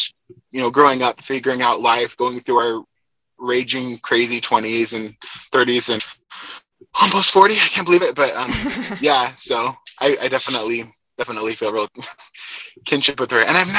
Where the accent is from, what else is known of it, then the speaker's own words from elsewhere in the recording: Boise, Idaho, United States; So I am originally from Idaho, near the Boise area. And have been here most of my life